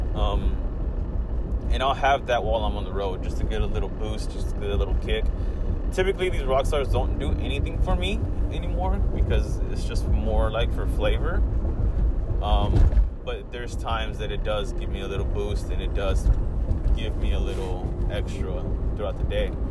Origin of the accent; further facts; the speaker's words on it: California, United States; It's been uh, really hot out here in California, where I'm from, and I dislike the heat